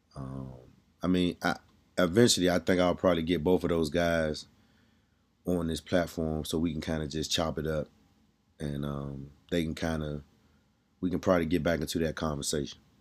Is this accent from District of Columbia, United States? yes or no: yes; Washington, District of Columbia, United States; I'm from D C